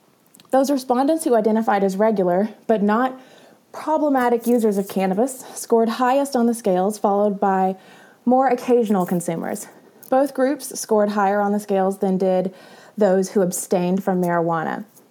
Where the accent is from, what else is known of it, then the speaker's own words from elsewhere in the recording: the South, United States; I'm from the South. It's whatever I want.